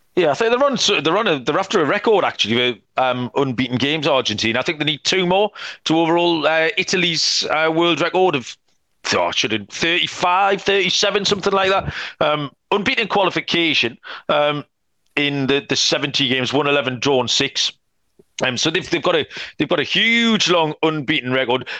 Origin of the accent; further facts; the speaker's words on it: England, United Kingdom; we're both English